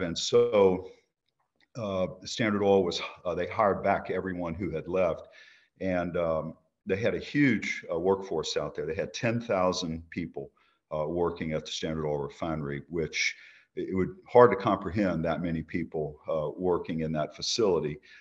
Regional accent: Baton Rouge, Louisiana, United States; I was born in Baton Rouge, Louisiana, nineteen sixty

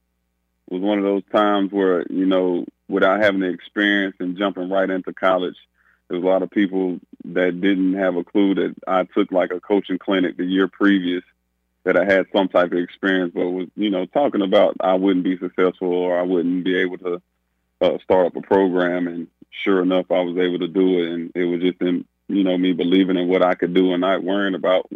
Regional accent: Winston-Salem, North Carolina, United States; moved away; Winston-Salem, which is my hometown

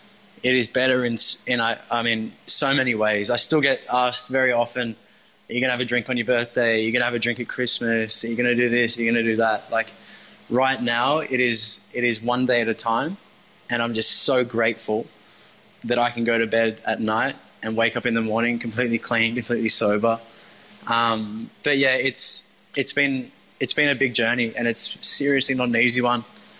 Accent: Maroubra, New South Wales, Australia; although I grew up in Maroubra, but, you know, coming to Bondi around the early 20 mark

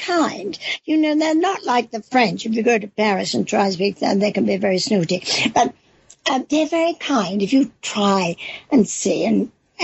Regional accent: England, United Kingdom; accent: English; now in Mexico; my English accent

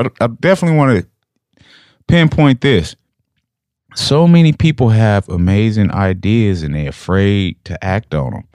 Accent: Bakersfield, California, United States; I'm from Bakersfield

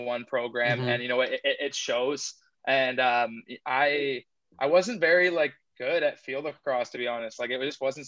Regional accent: Burlington, Ontario, Canada; also born or lived in Johannesburg, South Africa / Oakville, Ontario; I moved from South Africa to Burlington, Ontario, so just around the corner from Oakville here, when I was five, and I've lived here ever since

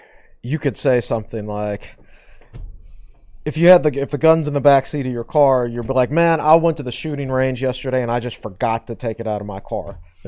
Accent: Charlottesville, Virginia, United States; Can you imagine knowing someone who was illiterate? Well, I did because that was my background

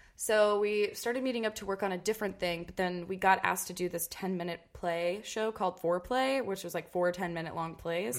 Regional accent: Cincinnati, Ohio, United States; Growing up in Cincinnati was awesome. Uh, I was born and raised there, lived there till I went uh, to college

